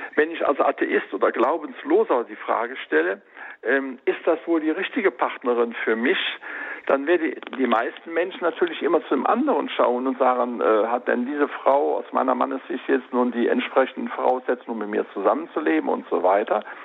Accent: Rhineland, Germany; ich sag jetzt mal als Rheinländer

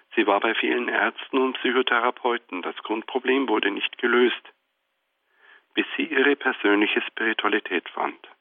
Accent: Germany; bis dato leben wir in Deutschland

